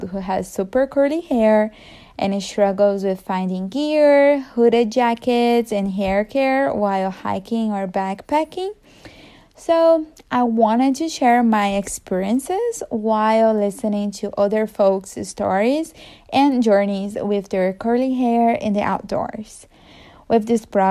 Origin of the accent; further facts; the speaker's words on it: Brazil; first language Portuguese; English is a second language; now in Seattle, United States; I grew up in a small town in Brazil